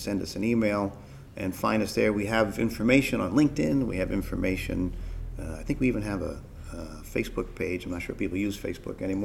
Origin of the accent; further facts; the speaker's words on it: New York, United States; I'm a New Yorker in London.